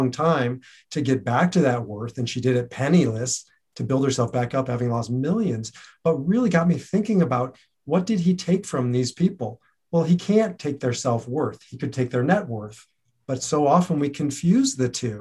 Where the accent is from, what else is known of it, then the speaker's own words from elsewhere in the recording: Omaha, Nebraska, United States; I come from the Holy Land, Omaha, Nebraska